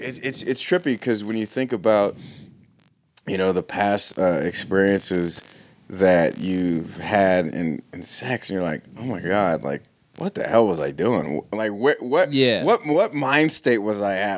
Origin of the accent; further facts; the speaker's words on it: Los Angeles, California, United States; I grew up in L.A.